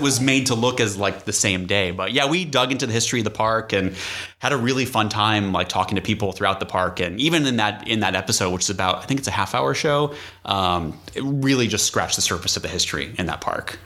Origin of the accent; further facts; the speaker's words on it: New England, United States; moved away; I grew up in New England